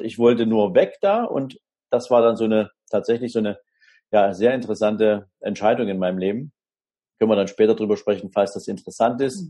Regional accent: Dresden, Saxony, Germany; ich wohne in Dresden, habe da im Prinzip im Süden der Stadt ein kleines Häuschen mit meiner Familie. Ja, wir fühlen uns hier wunderbar und wohl. Ist auch meine Heimatstadt.

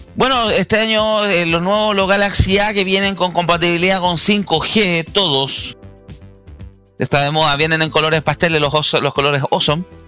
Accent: Chile

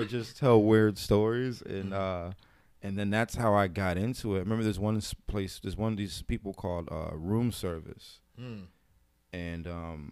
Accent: New Britain, Connecticut, United States; also born or lived in New York; now in Hartford, United States; We moved to New Britain. I wasn't feeling it because it's my hometown

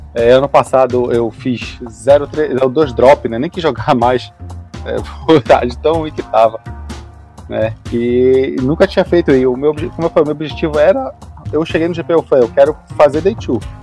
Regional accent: Macapá, Amapá, Brazil; moved away as an adult; now in Belém, Brazil; Eu sou natural de Macapá, mas eu moro em Belém é, desde esse desse período, né? É, vim morar para cá para fazer a faculdade

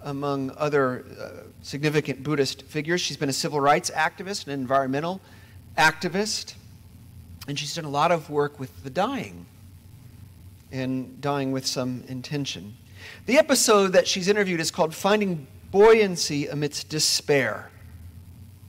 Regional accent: Indiana, United States; moved away; I'm from Indiana

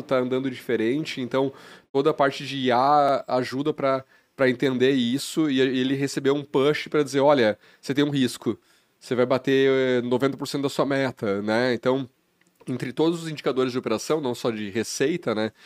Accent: Carazinho, Rio Grande do Sul, Brazil; moved away as an adult; also born or lived in Passo Fundo; eu nasci no Rio Grande do Sul

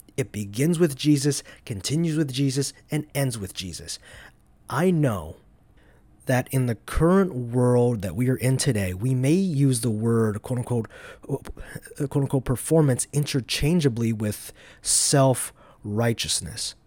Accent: Georgia, United States; now in Madison, Wisconsin, United States; I'm from Georgia.

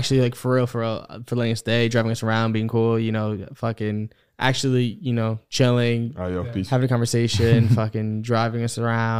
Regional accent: East Coast, United States; Even though we're all from the East Coast.

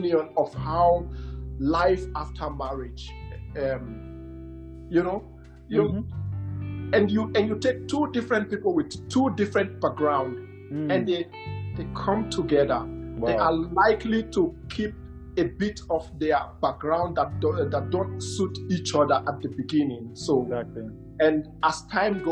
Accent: Nigeria; As someone who grew up in Africa, in Nigeria to be precise

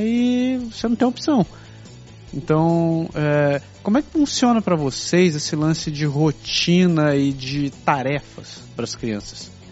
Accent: Brazil; moved away as an adult; now in Canada; com colegas com quem eu cresci no Brasil

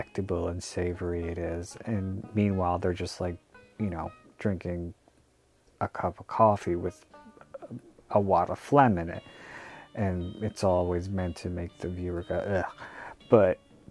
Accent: United States; I'm American

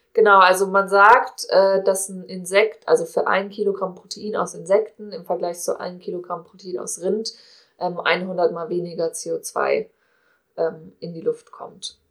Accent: Cologne, North Rhine-Westphalia, Germany; ich komme aus Köln

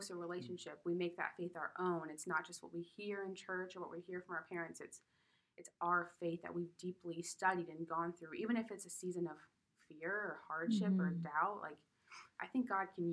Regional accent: Colorado, United States; I'm from Colorado

